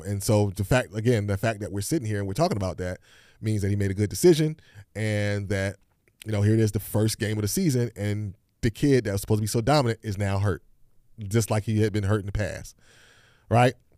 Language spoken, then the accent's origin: English; Hampton, Virginia, United States; I grew up in Hampton, Virginia